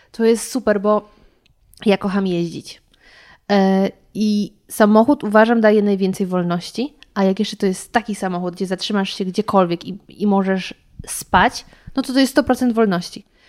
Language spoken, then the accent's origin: Polish; Lower Silesian Voivodeship, Poland; ja jestem z Dolnośląskiego